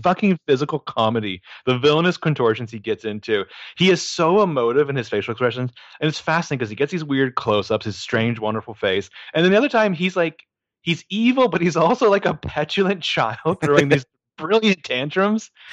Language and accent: English; United States; I'm also American